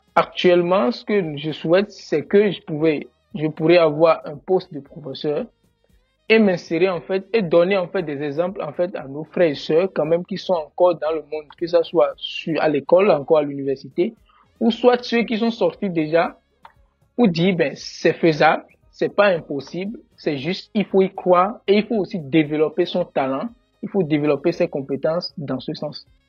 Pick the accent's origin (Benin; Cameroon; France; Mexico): Benin; moved away as an adult; now in Canada; je suis béninois